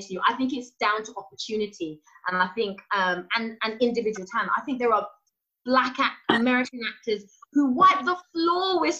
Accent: United Kingdom; especially when you go out to the states as a British actor

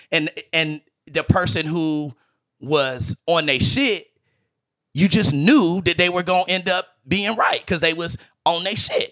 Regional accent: Greensboro, North Carolina, United States; moved away; I'm from Greensboro

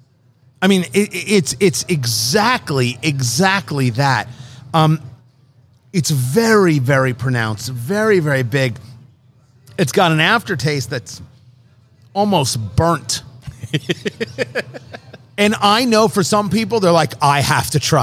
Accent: Middletown, New Jersey, United States; moved away; I grew up in Middletown, New Jersey

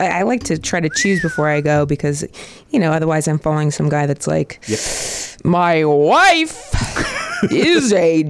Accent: Dayton, Ohio, United States; I'm from Dayton, Ohio, the birthplace of aviation.

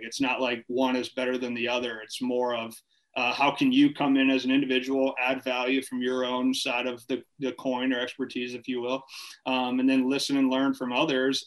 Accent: Farmington, Michigan, United States; moved away as an adult; also born or lived in Ohio / Minnesota; I'm from originally from Farmington, Michigan. Okay. Um, grew up in Michigan. Family moved around a little bit. Lived in Ohio a little bit as a kid. Ended up coming back to Michigan

